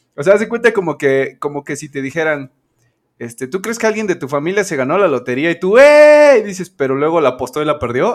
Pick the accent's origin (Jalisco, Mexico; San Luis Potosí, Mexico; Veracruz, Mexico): Veracruz, Mexico; also born or lived in Puebla; yo nací en Puebla, occidentalmente. Eh, accidentalmente. O sea, yo, yo, soy de Veracruz, pero me adelanté un par de semanas y mis papás andaban este, en Puebla